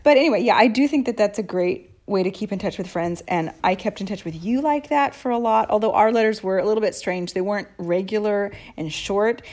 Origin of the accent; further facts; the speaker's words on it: Seattle, Washington, United States; moved away as an adult; also born or lived in Boston; now in Rome, Italy; I moved from Seattle to Boston at eighteen for college. And I never moved back to Seattle